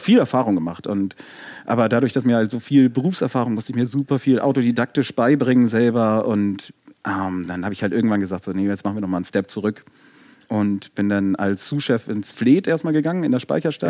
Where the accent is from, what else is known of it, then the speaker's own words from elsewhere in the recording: Hamburg, Germany; moved away as an adult; now in Erfurt, Germany; wir Hamburger sind ja eigentlich sonst ein bisschen kühl und zurückhaltend